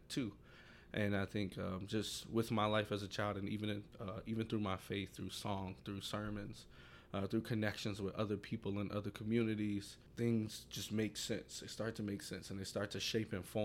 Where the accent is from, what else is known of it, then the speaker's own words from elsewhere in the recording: Chicago, Illinois, United States; I grew up in North Lawndale, still live in North Lawndale